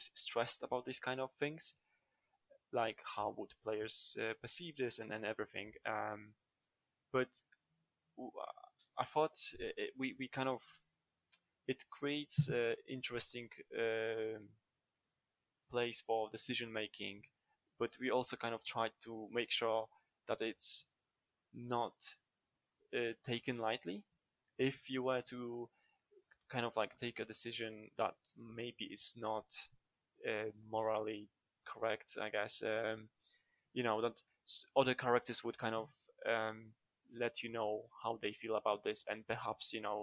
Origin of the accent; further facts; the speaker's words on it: Poland; moved away; I'm originally from Poland, and Poland is the Slavic country